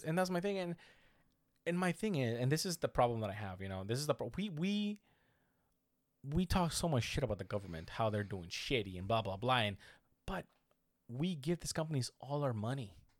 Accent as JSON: {"language": "English", "country": "United States", "said": "I'm American too"}